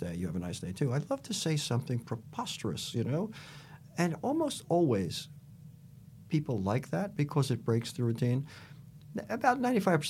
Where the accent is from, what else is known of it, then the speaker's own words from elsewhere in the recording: Peekskill, New York, United States; moved away as an adult; also born or lived in Los Angeles, California / Bolinas, California; now in Montecito, United States; I grew up in New York. I'd never been west of the Hudson River